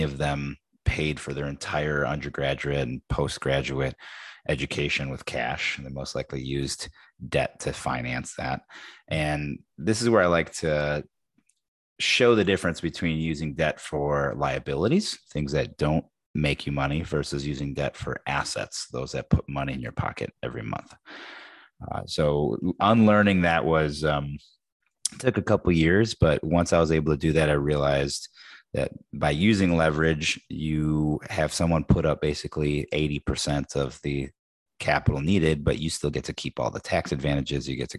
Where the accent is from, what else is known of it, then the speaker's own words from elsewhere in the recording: Chicago, Illinois, United States; grew up in the west side of Chicago, west suburbs, if you will. I'm the son of two immigrants from Brazil